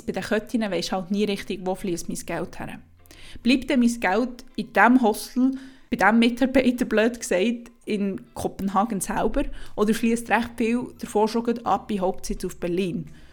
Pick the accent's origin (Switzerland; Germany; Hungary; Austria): Switzerland; Wir als Schweizer